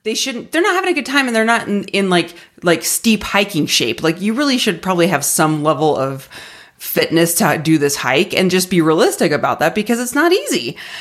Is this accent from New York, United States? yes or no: no; Arizona, United States; moved away as an adult; now in Denver, United States; I grew up in Arizona, have lived there my entire life, moved it, moved to Denver when I started grad school